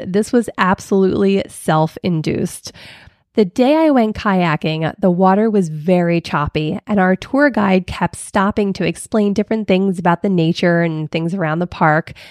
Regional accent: Philadelphia, Pennsylvania, United States; I'm from Philly

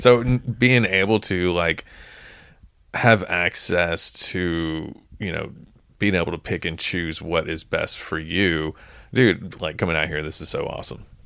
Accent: Texas, United States; moved away; in my home state

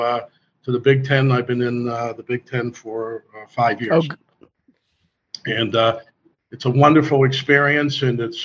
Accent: Pittsburgh, Pennsylvania, United States; I'm from Pittsburgh, Pennsylvania

